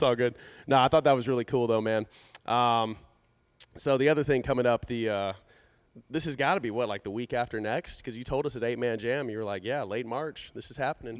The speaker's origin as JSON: {"language": "English", "region": "Texas", "country": "United States", "tie": "born or raised there", "said": "we're both born and raised in Texas"}